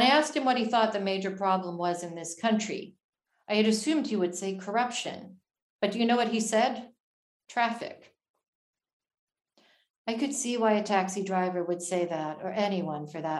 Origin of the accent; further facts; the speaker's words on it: Philippines; moved away; also born or lived in Manila; I grew up in the Philippines. My mother was Filipino